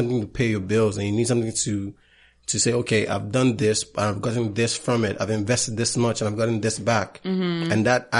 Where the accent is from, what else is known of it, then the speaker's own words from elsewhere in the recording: Bayelsa, Nigeria; I'm from Bayelsa State. I'm Ijo